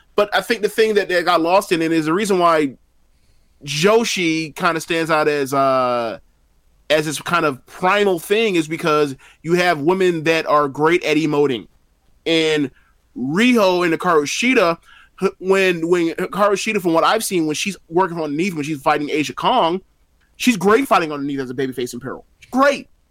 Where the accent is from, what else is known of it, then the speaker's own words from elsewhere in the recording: United States; as an American